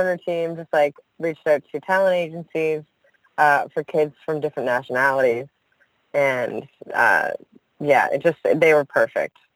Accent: Newfoundland and Labrador, Canada; I'm from Newfoundland

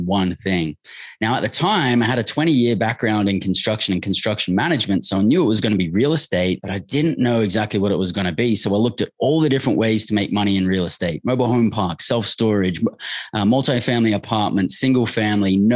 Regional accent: Australia; moved away as an adult; I grew up in Australia

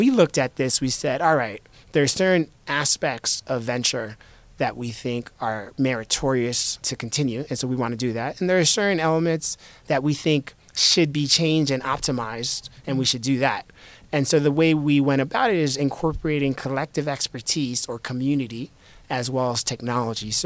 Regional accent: Miami, Florida, United States; also born or lived in New York / Haiti; I was born in New York. I grew up in Miami. I spent my summers in Haiti, which is where my family spent most of the last several hundred years

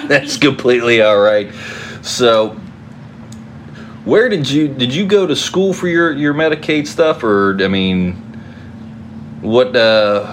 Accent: West Virginia, United States; if you grew up around me in West Virginia

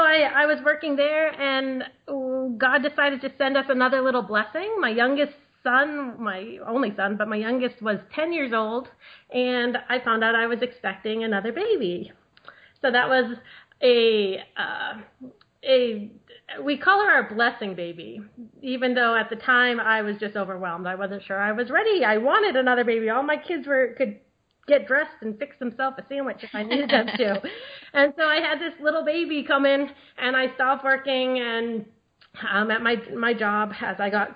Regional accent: New England, United States; moved away as an adult; now in Maryland, United States; I grew up in New England with my 11 brothers and sisters

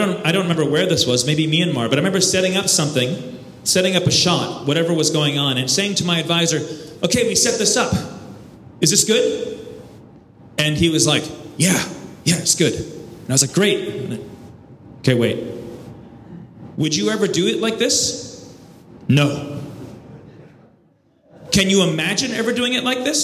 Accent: United States; I'm an American and I'm a filmmaker

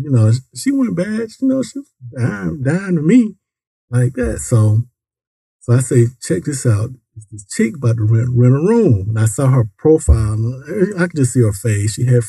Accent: Decatur, United States; I'm from the deck, Taylor.

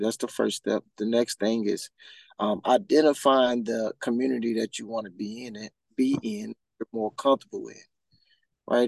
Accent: Huntsville, Alabama, United States; now in Central Florida, United States; I'm from Huntsville, Alabama

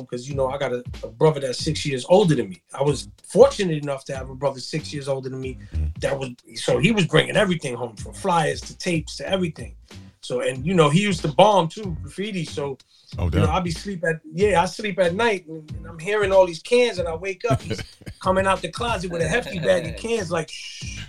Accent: New York City, New York, United States; also born or lived in Atlanta; I'm from the Soundview section of the Bronx.

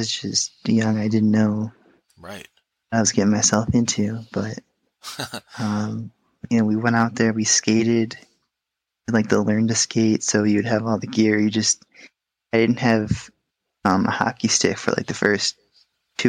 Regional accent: Syracuse, New York, United States; moved away as an adult; now in Florida, United States; I was from Syracuse, which is in the middle of the state

